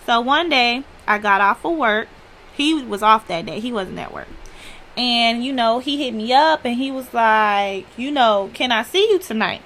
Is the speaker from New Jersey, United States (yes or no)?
no; Chicago, Illinois, United States; I'm from Chicago